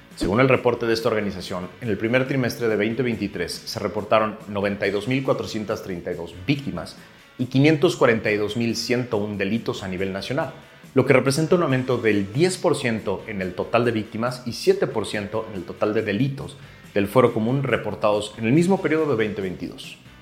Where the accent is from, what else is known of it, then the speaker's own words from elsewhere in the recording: Mexico; como mexicanos